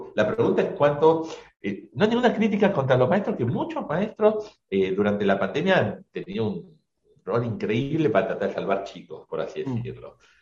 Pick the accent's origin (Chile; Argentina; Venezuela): Argentina; Buenos Aires; also born or lived in Catamarca; soy un porteño que conoce la, Argentina